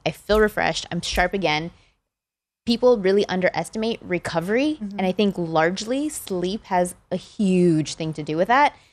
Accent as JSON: {"language": "English", "region": "Texas", "country": "United States", "tie": "born or raised there", "said": "I was born and raised in Texas"}